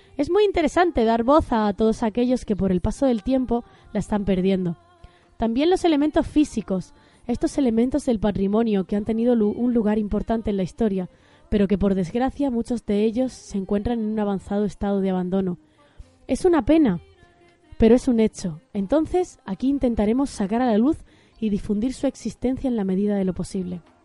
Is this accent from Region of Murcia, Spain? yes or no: yes; Region of Murcia, Spain; now in Granada, Spain; Yo como murciana